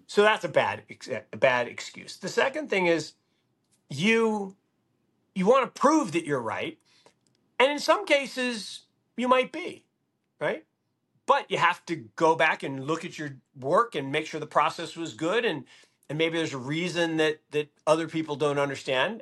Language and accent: English; Seattle, Washington, United States; I grew up in Seattle